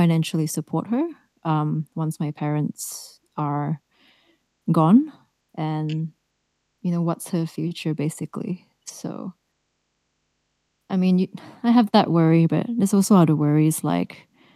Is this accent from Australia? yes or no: yes; Melbourne, Victoria, Australia; I'm from Australia, Melbourne